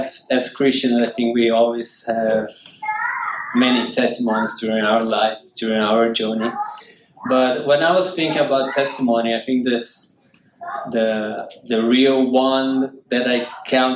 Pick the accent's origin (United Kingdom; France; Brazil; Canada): Brazil; I'm from Brazil.